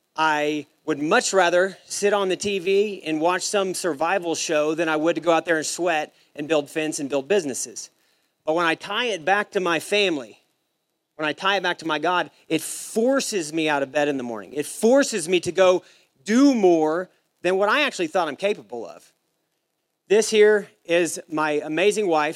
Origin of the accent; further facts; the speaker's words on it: Savannah, Missouri, United States; also born or lived in St. Joseph, Missouri; now in Texas, United States; I grew up in St. Joe, Missouri, was the nearest decent sized town to where I lived. I'm from Savannah, it's a little small country town